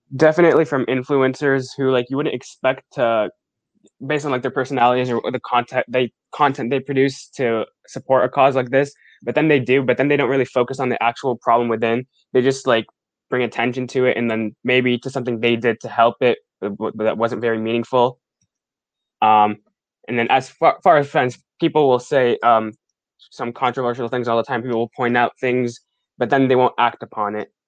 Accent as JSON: {"language": "English", "town": "Pittsburgh", "region": "Pennsylvania", "country": "United States", "said": "I'm from Pittsburgh, Pennsylvania"}